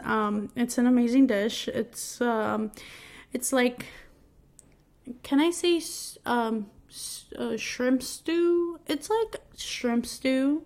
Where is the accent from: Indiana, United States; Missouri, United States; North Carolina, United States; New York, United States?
New York, United States; moved away as an adult; now in New Jersey, United States; I'm from New York and we pronounce stuff weirdly